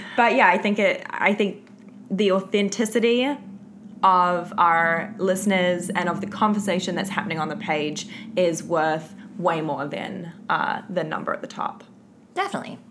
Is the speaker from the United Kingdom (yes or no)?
no; Auckland, New Zealand; I am not from Wellington. I am from also the North Island, but I'm from Auckland